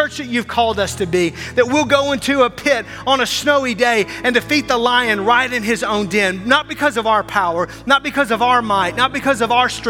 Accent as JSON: {"language": "English", "region": "Arkansas", "country": "United States", "also_born_or_lived": "Wisconsin", "moved": "as an adult", "lives_now": "Milwaukee, United States", "said": "I'm from Arkansas, and I've lived here for 20 years"}